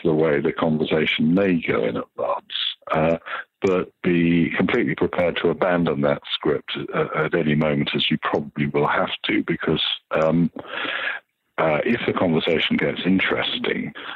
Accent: United Kingdom; I'm British

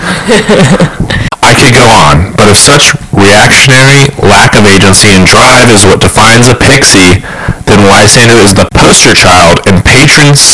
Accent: Kansas City, United States; we're from Kansas City

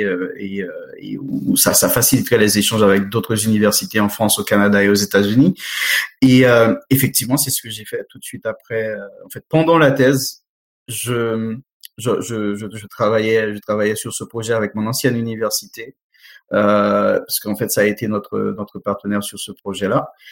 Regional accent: Haiti; moved away; mon pays d'origine Haïti

